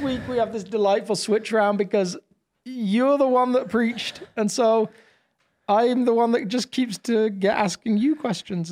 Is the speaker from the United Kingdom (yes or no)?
yes; United Kingdom; I'm obviously British